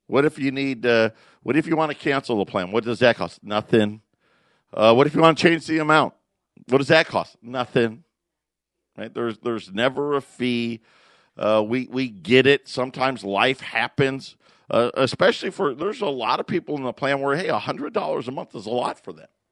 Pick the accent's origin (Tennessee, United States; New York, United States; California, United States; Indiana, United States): New York, United States; Syracuse; also born or lived in Phoenix area, Arizona; now in Phoenix, United States; I grew up in Syracuse, so I know what snow is